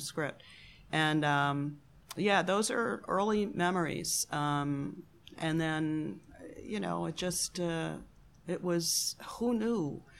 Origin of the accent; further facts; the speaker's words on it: Buffalo, New York, United States; I was born in Buffalo, New York, Great Lakes City